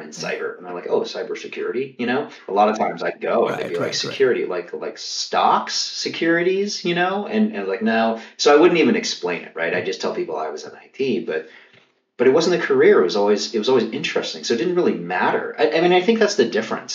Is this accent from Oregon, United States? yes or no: no; Kentucky, United States; I grew up in Kentucky